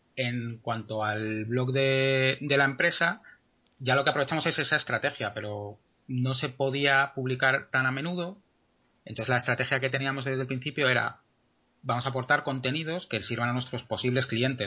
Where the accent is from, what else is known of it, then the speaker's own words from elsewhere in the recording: Madrid, Community of Madrid, Spain; soy arquitecto de, de Madrid